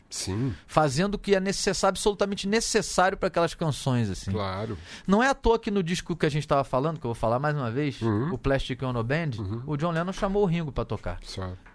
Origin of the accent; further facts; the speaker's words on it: Rio de Janeiro, Brazil; Eu sou carioca, eu não falo chimbal